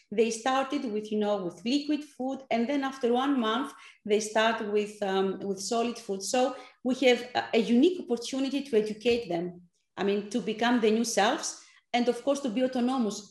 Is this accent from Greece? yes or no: yes; Athens, Attica, Greece; English is a second language; also born or lived in Strasbourg, France / San Francisco, United States; I come from Athens. I'm a Greek uh, person based in Athens, actually